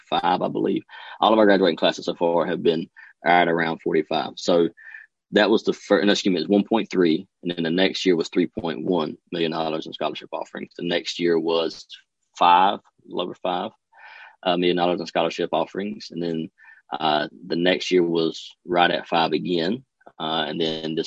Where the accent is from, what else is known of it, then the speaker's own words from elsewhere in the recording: Duplin County, North Carolina, United States; I grew up in Duplin County